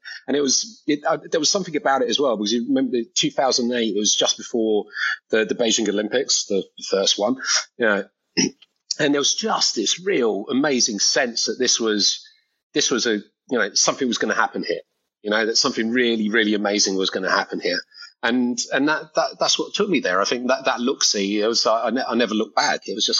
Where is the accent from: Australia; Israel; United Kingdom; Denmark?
United Kingdom; accent: British; moved away as an adult; also born or lived in London, United Kingdom / China; I'm British, as some of your viewers and listeners will be able to tell from the accent.